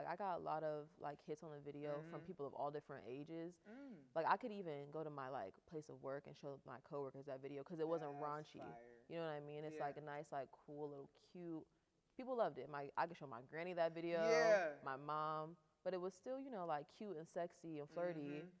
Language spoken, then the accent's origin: English; Akron, Ohio, United States; born or raised there